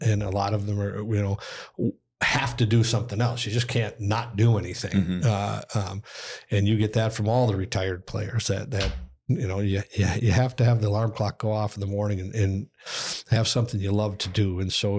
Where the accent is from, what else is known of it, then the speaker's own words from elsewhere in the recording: Austin, Minnesota, United States; Like, I'm from Austin, Minnesota.